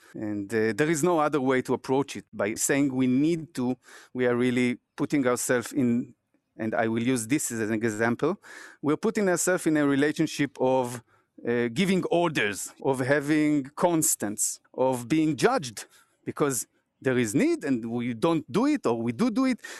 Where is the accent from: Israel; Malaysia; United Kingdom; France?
Israel; I'm from Israel